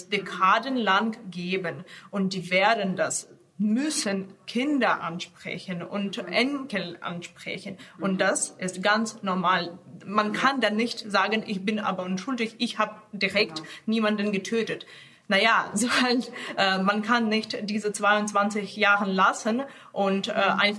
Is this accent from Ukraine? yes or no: yes; Ukraine; Also ich bin Ukrainerin mit äh, russischem Hintergrund, äh, also russisch, belarussisch, jüdisch, polnisch.